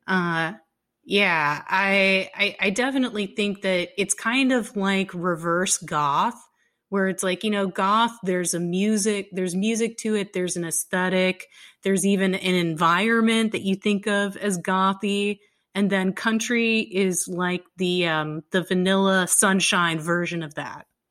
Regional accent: Texas, United States; I'm from Texas

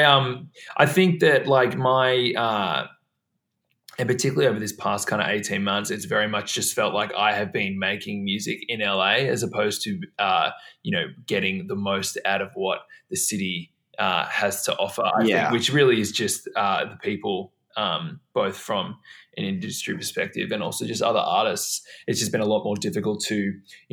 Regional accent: Melbourne, Victoria, Australia; moved away as an adult; now in Los Angeles, United States; I am calling from my home in Melbourne, where I grew up

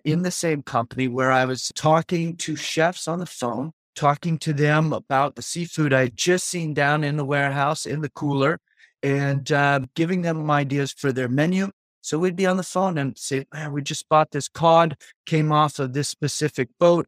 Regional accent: Auburn, Maine, United States; I grew up in Auburn, Maine, which is forty-five minutes north of where we are now in South Portland area, Greater Portland area. I had been there since I was four years old

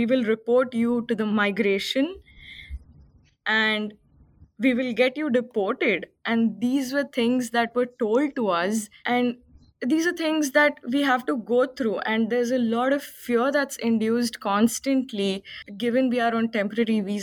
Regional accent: Bangalore, Karnataka, India; moved away as an adult; now in Sydney, Australia; I am from India, from a place called Bangalore, which is in the south part of India. And I came to Australia in 2018 as an international student

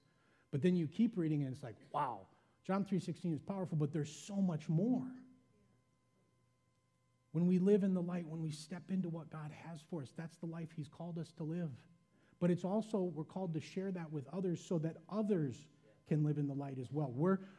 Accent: Midwest, United States; be a greeter, I'm a Midwesterner, I'm a little reserved, I don't know that I can smile and shake everyone's hand as they come in the door.

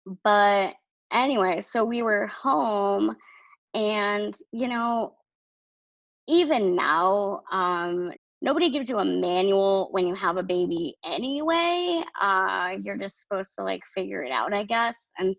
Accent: New Hampshire, United States; born there; And I was born in New Hampshire.

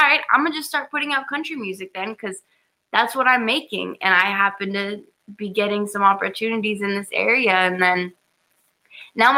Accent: Sequim, Washington, United States; I'm from a very small town called Squim

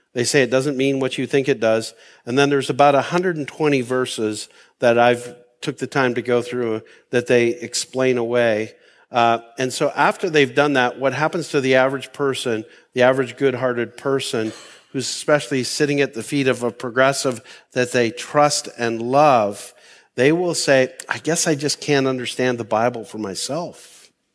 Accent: Canada; I've lived this mindset as a Canadian

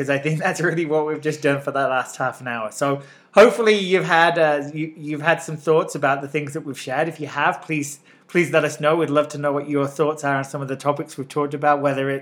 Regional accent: England, United Kingdom; now in Utah, United States; I'm clearly a transplant from England

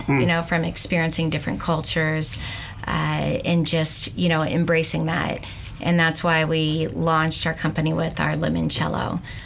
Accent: Dayton, Ohio, United States; born there; also born or lived in Portland, Oregon; now in Boulder, United States; Let's see. Well, born in Dayton.

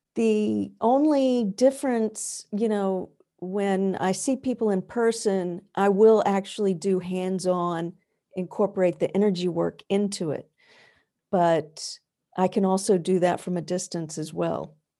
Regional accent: the American South, United States; now in New England, United States; I did not grow up in New England, which is where I live now. I grew up in the American South

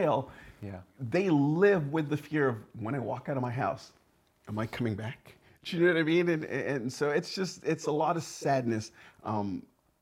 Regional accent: Burnaby, British Columbia, Canada; also born or lived in St. Lucia; I spent about the first 8 years of my life there, and then kind of moved and was brought up to Canada in Burnaby, and there I remained ever since.

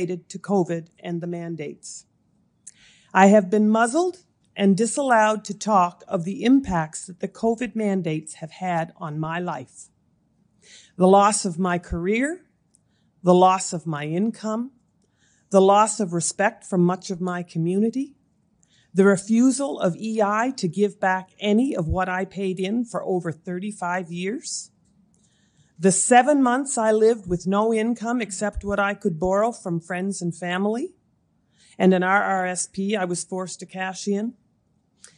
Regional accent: Amherst, Nova Scotia, Canada; also born or lived in Moncton, New Brunswick; I was born and raised in Amherst, Nova Scotia

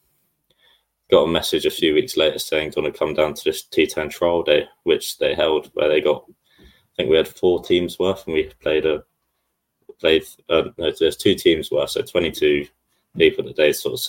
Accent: Sussex, South East England, United Kingdom; I'm from Sussex

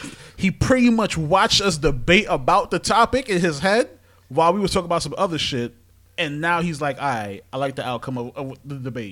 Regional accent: New York City, New York, United States; I'm from Brooklyn

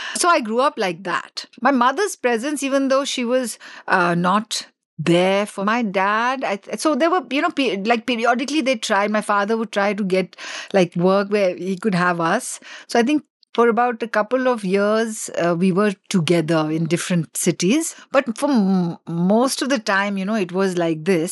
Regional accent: Delhi, India; born or raised there; first language English; also born or lived in Assam

